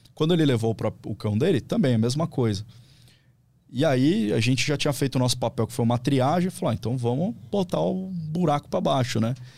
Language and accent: Portuguese; São Paulo, Brazil; moved away as an adult; also born or lived in Vale do Paraíba / Cruzeiro; eu sou de São Paulo, morei a vida toda, fui para lá por causa do, do concurso público